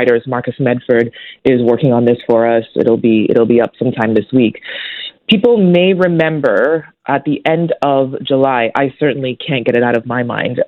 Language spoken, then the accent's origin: English; Toronto, Ontario, Canada; growing up in Toronto